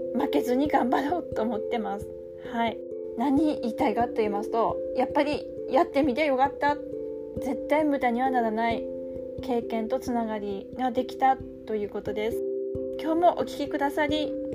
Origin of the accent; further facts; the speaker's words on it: Tsugaru, Aomori, Japan; accent: Tsugaru dialect; こっから津軽弁でいきます